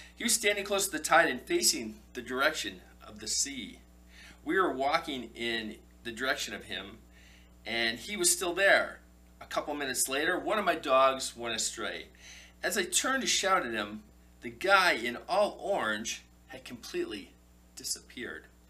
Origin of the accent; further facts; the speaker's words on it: Canada; I'm Canadian